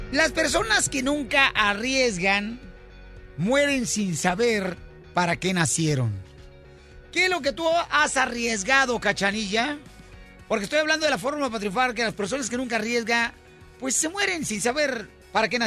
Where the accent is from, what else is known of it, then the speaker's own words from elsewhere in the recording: Honduras; moved away; De Honduras.